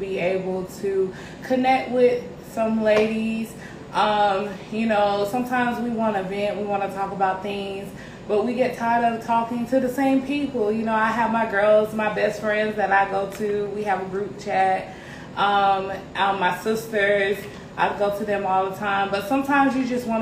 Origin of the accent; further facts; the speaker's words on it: Columbus, Georgia, United States; now in Greenville, United States; I was born and raised in Columbus, Georgia, C-Town